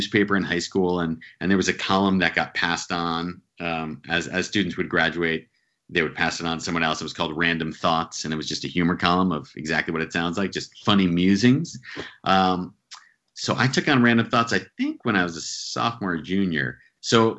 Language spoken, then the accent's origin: English; central New Jersey, United States; now in New York City, United States; Grew up in New Jersey, central New Jersey, about an hour from New York City